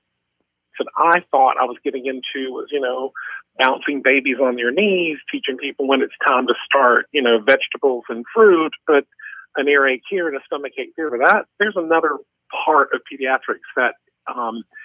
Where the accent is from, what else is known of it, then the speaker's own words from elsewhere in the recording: the South, United States; moved away as an adult; also born or lived in Rhode Island; I grew up in the South